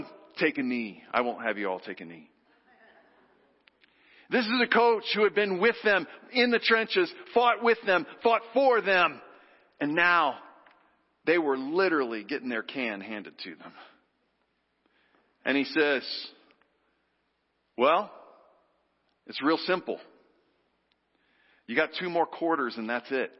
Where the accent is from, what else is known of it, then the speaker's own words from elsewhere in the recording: Texas, United States; moved away; growing up in Texas, where football is literally a religion. On Friday night, I'm not kidding. My little town of 75,000 people